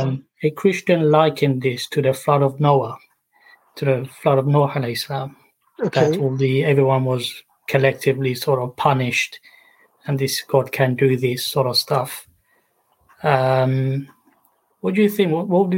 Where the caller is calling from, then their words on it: Barking, London, United Kingdom; Near Barking.